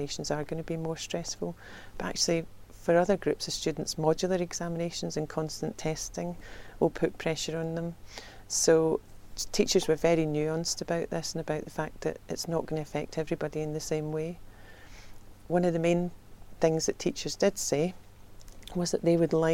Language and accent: English; Scotland, United Kingdom; accent: Scottish; moved away